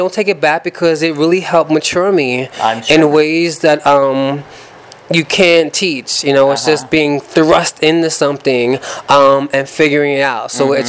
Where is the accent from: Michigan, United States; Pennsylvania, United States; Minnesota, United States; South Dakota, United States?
Pennsylvania, United States; Philadelphia; moved away; growing up in Philadelphia